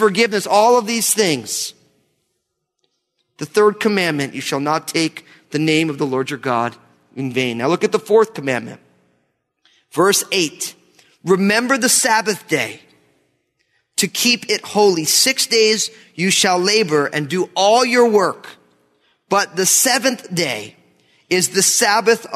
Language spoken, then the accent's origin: English; New Jersey, United States; Growing up in New Jersey, I remember I had friends who I was going to college